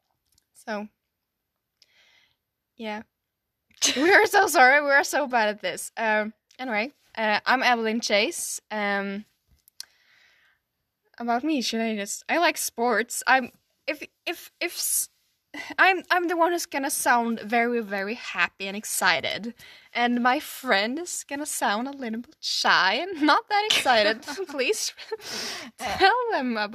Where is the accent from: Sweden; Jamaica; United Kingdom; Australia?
Sweden; English is a second language; we're from Sweden